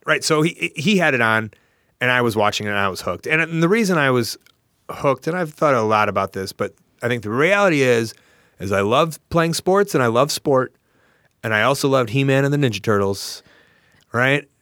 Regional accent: Deerfield, Illinois, United States; I grew up in Deerfield

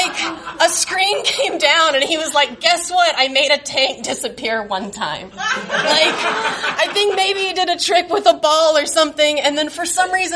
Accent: Fort Smith, Arkansas, United States; moved away as an adult; now in Chicago, United States; I grew up in Fort Smith, Arkansas, which is like a dusty manufacturing town

